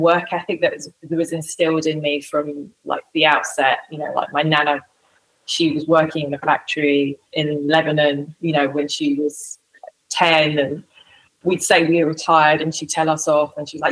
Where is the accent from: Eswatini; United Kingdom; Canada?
United Kingdom; London; I grew up in London